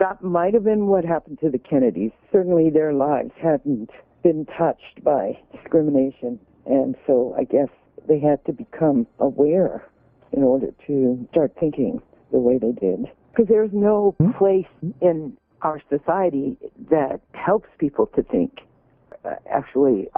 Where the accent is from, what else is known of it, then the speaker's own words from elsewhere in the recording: Little Rock, Arkansas, United States; my growing up in Little Rock, as well as throughout the South